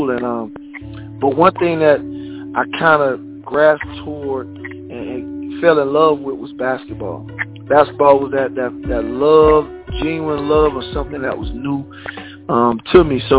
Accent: Bradenton, Florida, United States; also born or lived in Sarasota, Florida; from Sarasota, Florida. You know, born uh, in Sarasota, Florida. Then you know we, we you know my mom and dad got a divorce, so we moved to Bradenton, Florida, which I you know graduated from from Southeast High School in Bradenton, Florida.

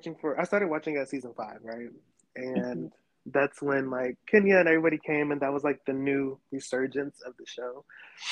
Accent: Fayetteville, North Carolina, United States; moved away as an adult; now in Atlanta, United States; I'm from North Carolina. I'm from Fayetteville to be exact

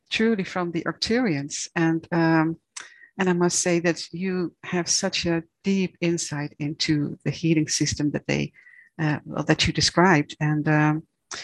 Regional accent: Netherlands; I'm from the Netherlands

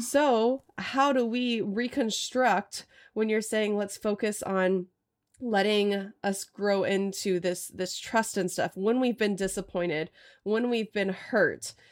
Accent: Austin, Texas, United States; also born or lived in Portland area; now in Portland, United States; I grew up in Austin

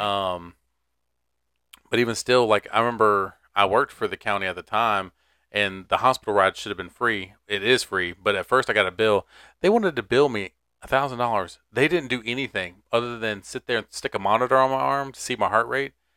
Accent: Garner, Raleigh area, North Carolina, United States; places from my hometown

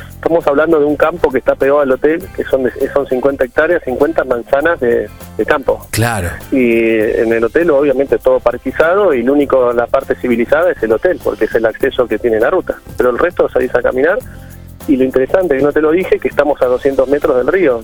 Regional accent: Bahía Blanca, Buenos Aires Province, Argentina; moved away; yo soy de Bahía Blanca, me mudé para escaparme también un poco de la ciudad

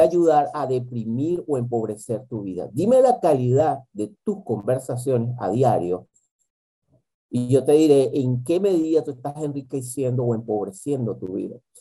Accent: Venezuela; moved away; mi país de origen, que es Venezuela

